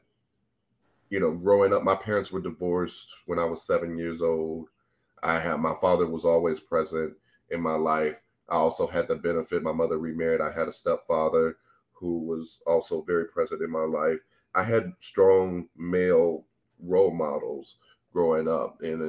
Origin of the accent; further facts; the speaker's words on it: St. Louis, Missouri, United States; I'm born and raised in St. Louis, Missouri